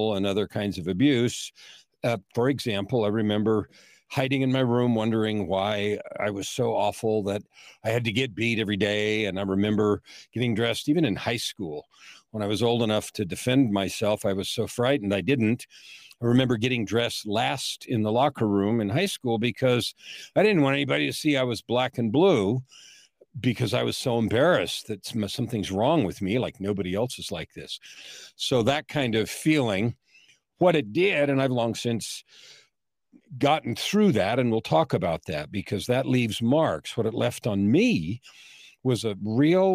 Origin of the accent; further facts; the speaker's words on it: San Francisco, California, United States; I was born in San Francisco in 1955